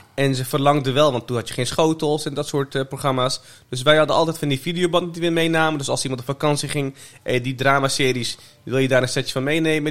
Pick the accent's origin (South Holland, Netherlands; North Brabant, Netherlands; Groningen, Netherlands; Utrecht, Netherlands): South Holland, Netherlands; The Hague; also born or lived in Meppel; ik was voor mijn eerste verjaardag, die heb ik in Den Haag gevierd